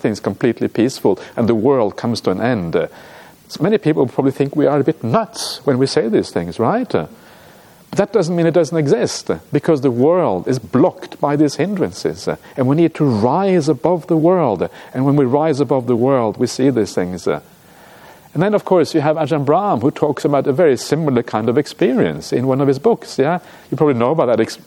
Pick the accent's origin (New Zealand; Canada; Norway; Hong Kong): Norway; moved away; I come from Norway. Norway's like a mountainous country